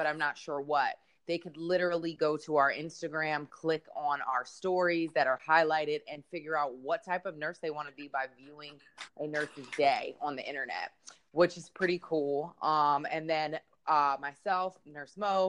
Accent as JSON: {"language": "English", "town": "Philadelphia", "region": "Pennsylvania", "country": "United States", "moved": "yes", "said": "I'm from Philadelphia, Pennsylvania"}